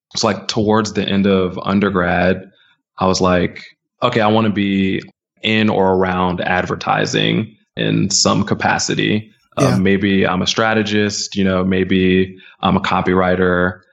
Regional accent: suburbs outside of DC, Maryland, United States; moved away as an adult; now in New York, United States; I'm originally from Maryland

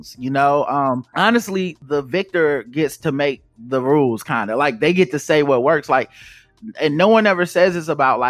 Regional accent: the South, United States; growing up in the South

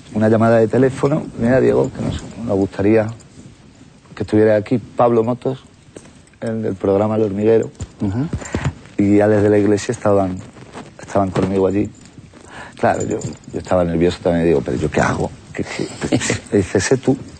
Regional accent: Madrid, Community of Madrid, Spain; Yo nací en Madrid, en un barrio muy flamenco, en Lavapié

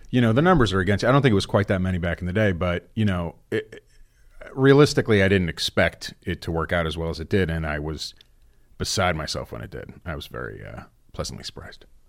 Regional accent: New Jersey, United States; moved away; I grew up in New Jersey

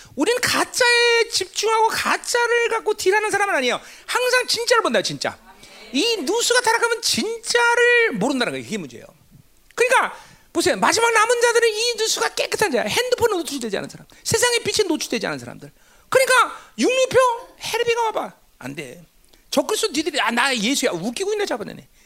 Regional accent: South Korea; 우리가 한반도에 살면서 한국이라는 나라에 속해 있지만

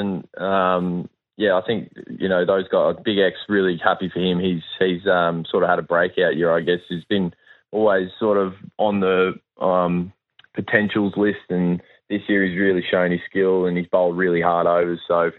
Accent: Queensland, Australia; It's a good thing as a Queenslander to have an underdog tag, that's for sure.

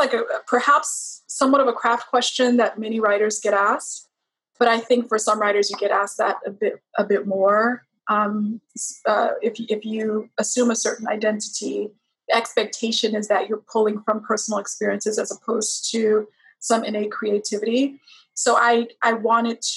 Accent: Texas, United States; moved away; also born or lived in Liberia (ancestry) / New York; I would initially say Texas

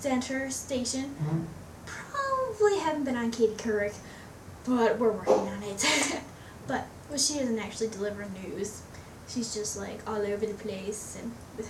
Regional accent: Lincoln Park, Michigan, United States; I'm from Lincoln Park, Michigan

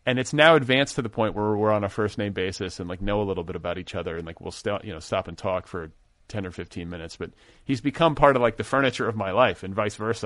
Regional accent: Midwest, United States; now in Los Angeles, United States; I grew up in the Midwest, too

